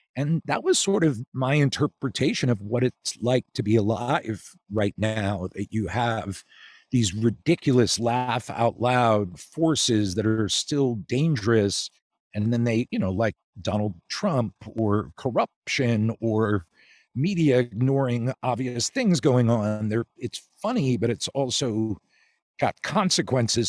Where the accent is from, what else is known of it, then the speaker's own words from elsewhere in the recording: outside Philadelphia, Pennsylvania, United States; moved away as an adult; also born or lived in Chicago; I grew up outside Philly, then went to college in Philly